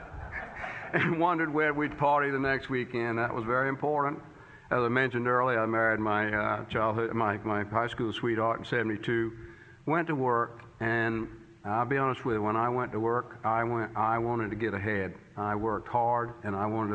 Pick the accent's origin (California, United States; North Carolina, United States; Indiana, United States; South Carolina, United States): South Carolina, United States; Charleston; I was born in Charleston in 1950